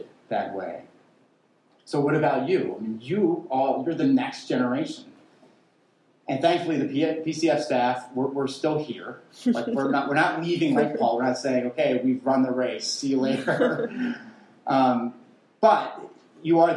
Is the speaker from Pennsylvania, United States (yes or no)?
yes; Western Pennsylvania, United States; where I grew up in Western Pennsylvania